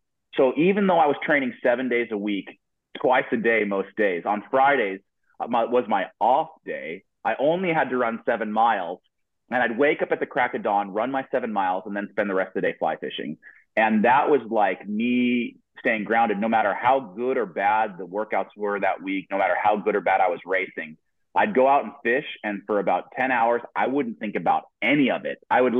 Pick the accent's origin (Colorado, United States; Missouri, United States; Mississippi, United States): Colorado, United States; Denver; because I come from the Rockies, right? You come from Denver, or you're in the Colorado area. You know what big mountains look like.